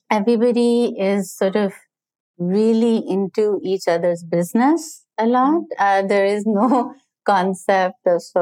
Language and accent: English; Pakistan; now in New York City, United States